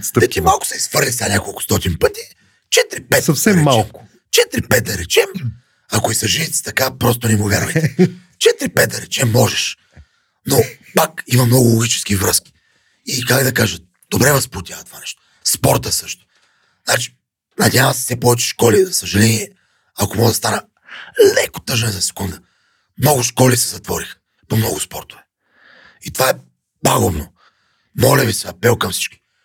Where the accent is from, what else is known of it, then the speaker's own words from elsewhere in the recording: Yambol, Yambol Province, Bulgaria; now in Sofia, Bulgaria; аз съм от Ямбол, гордея се, че съм от там